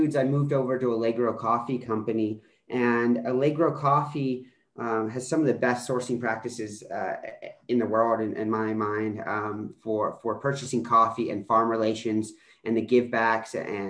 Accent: Baton Rouge, Louisiana, United States; moved away as an adult; also born or lived in Colorado; I grew up primarily in Baton Rouge, Louisiana as a kid.

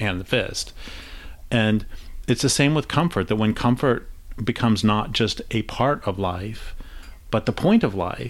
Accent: Colorado, United States; also born or lived in Lincoln, Nebraska; now in Grants Pass, United States; where I grew up in Colorado

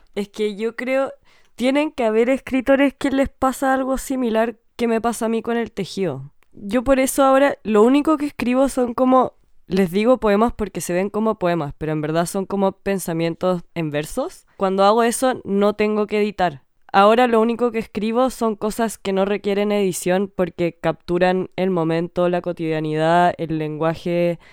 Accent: Chile; born or raised there

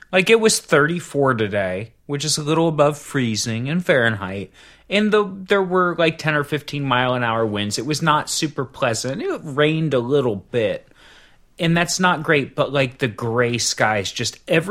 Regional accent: Cincinnati, Ohio, United States; now in Columbus, United States; I grew up in Cincinnati

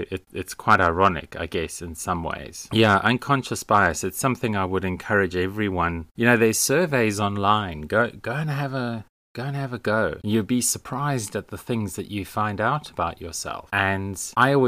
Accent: South Africa; moved away; being South African

